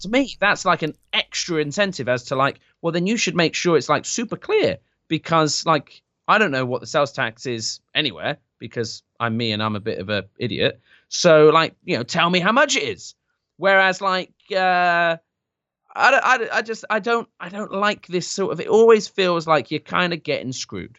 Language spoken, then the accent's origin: English; United Kingdom; I am British.